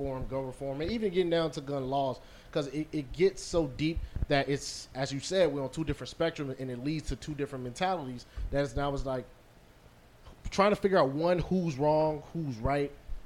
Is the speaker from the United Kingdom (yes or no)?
no; South Florida, United States; a black man born and raised in Florida, South Florida